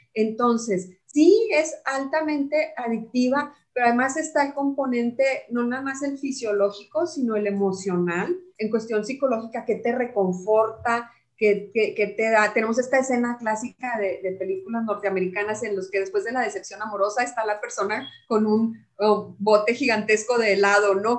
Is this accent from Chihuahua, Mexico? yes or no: yes; Chihuahua, Mexico; de mi tierra, de Chihuahua